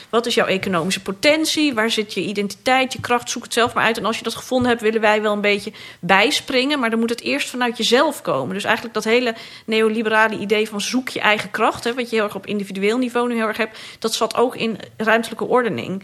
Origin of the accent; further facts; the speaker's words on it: Amsterdam, North Holland, Netherlands; de buurt ook waar ik ben opgegroeid, geboren ben ook